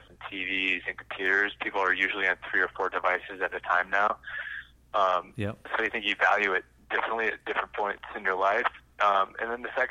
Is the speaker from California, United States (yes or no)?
no; South Dakota, United States; when I was growing up in South Dakota, I had lawnmowing businesses